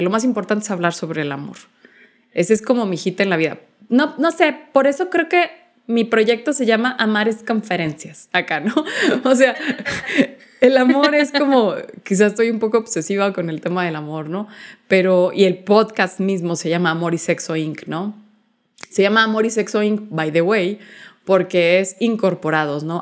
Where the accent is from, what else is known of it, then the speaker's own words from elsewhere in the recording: Chihuahua, Mexico; soy originaria de la ciudad de Chihuahua